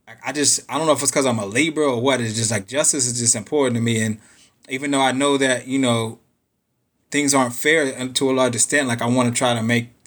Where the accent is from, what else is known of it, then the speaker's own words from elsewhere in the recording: Pittsburgh, Pennsylvania, United States; now in Austin, United States; I was born and raised in Pittsburgh.